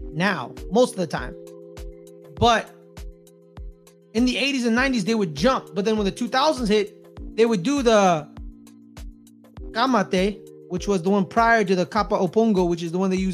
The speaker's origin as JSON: {"language": "English", "country": "United States", "said": "I'm an American"}